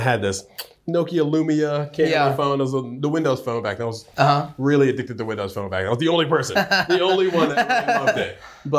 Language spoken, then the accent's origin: English; New York, United States; now in Georgia, United States; I'd have to think pretty hard, but I'm originally from New York.